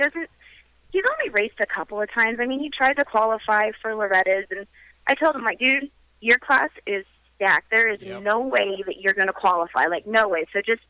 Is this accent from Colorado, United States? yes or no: yes; Greeley, Colorado, United States; I was born in Greeley, which is 50 miles north of Denver